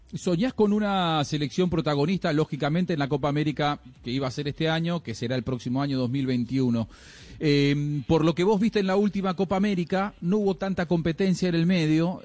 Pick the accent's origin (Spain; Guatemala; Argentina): Argentina; como argentino